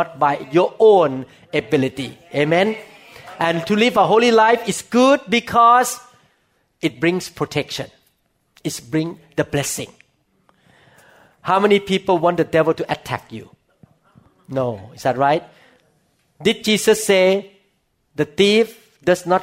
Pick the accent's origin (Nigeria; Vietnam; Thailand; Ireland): Thailand; English is a second language; moved away; I came from Thailand and I speak Thai. So people who understand Thai understand me. I cannot speak English as well as Thai